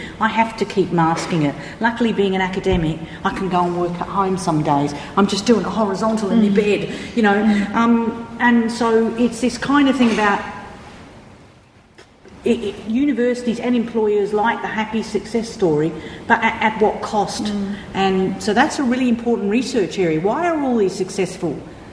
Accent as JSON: {"language": "English", "country": "Australia", "said": "I come from Australia"}